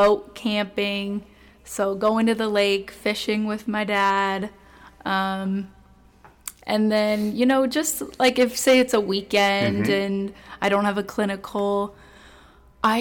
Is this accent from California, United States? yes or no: yes; Sacramento, California, United States; moved away as an adult; now in Phoenix, United States; I'm from Sacramento.